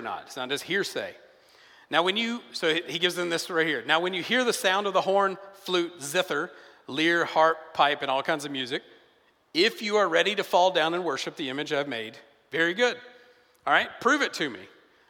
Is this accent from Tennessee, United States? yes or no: yes; a smaller town outside of Nashville, Tennessee, United States; moved away; when I'm in my hometown, I'm from Tennessee, it's a smaller town outside of Nashville